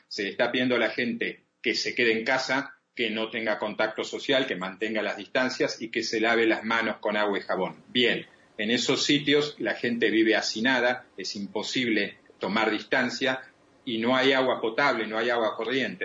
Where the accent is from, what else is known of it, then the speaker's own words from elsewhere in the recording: Argentina; en mi país, en la Argentina